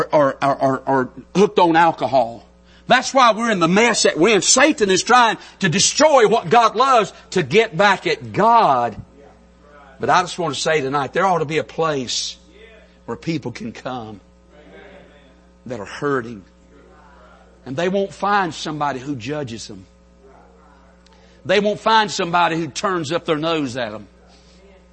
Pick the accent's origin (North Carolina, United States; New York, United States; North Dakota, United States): North Carolina, United States; accent: country; I'm from North Carolina, so we pronounce everything with two syllables. I mean, when we say hey in North Carolina, it's hey, two syllables